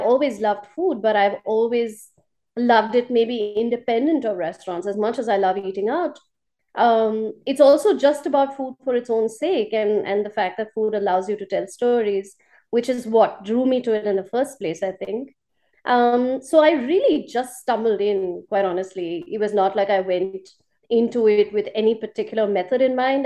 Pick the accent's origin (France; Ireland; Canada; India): India; moved away as an adult; now in Colombo, Sri Lanka; as an Indian